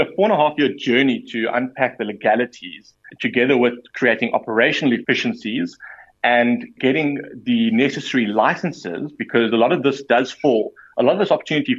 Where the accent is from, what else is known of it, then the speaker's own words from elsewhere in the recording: South Africa; as a South African individual